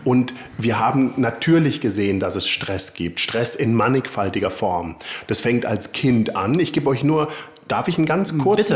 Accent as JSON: {"language": "German", "town": "Konstanz", "region": "Baden-Württemberg", "country": "Germany", "said": "ich komme aus äh, Süddeutschland"}